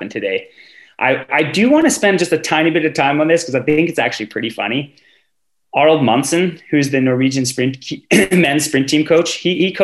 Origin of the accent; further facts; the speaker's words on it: Canada; As a Canadian fan and like a real hometown or like homer